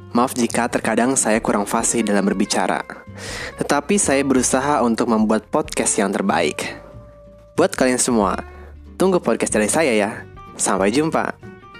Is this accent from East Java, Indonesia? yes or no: no; Cirebon, West Java, Indonesia; Saya lahir di Cirebon, tapi sama sekali nggak bisa bahasa Cirebon